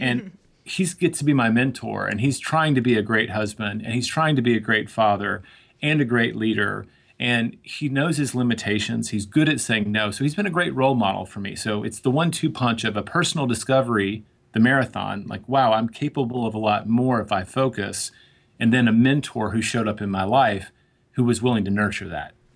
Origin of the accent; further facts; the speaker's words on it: Tennessee, United States; moved away; also born or lived in New York; growing up in Tennessee